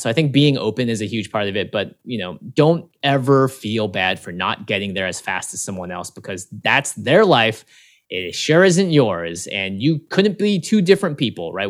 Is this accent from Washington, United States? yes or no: yes; Seattle, Washington, United States; 'cause I grew up in Seattle